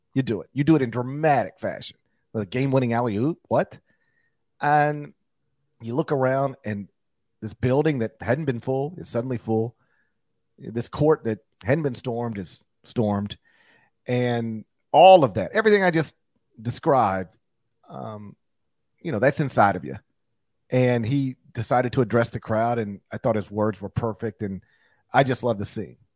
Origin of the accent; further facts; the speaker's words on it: Mississippi, United States; my home state